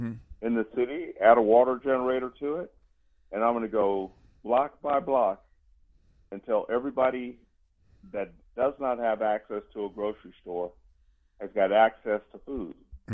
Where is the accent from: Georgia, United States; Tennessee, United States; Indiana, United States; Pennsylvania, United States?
Georgia, United States; Columbus; I'm from Georgia, so in and I was out. Yeah, I was born in Columbus.